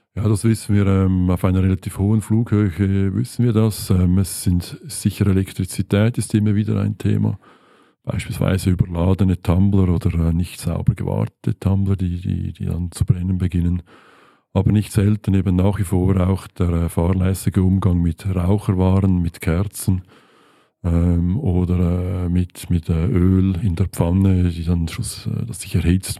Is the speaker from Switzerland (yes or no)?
yes; Switzerland; bei uns in der Schweiz